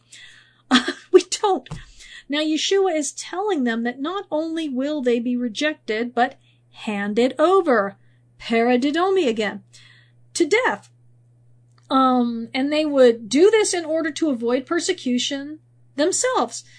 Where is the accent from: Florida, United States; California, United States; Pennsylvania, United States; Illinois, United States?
California, United States; moved away; also born or lived in Missouri; I grew up in California, and I went through several earthquakes